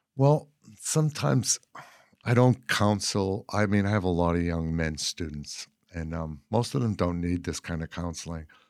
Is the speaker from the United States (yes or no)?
yes; Boston, Massachusetts, United States; moved away as an adult; also born or lived in Cape Cod / Los Angeles; now in Eureka, United States; I'm from Boston, and, um, you know, from an Irish working class